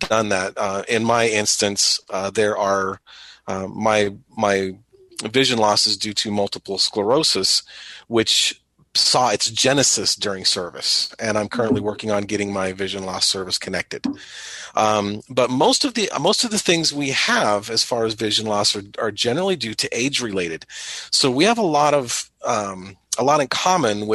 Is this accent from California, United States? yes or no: yes; Southern California, United States; moved away as an adult; now in Springfield, United States; I am currently from Springfield, Illinois, but not originally. I'm from Southern California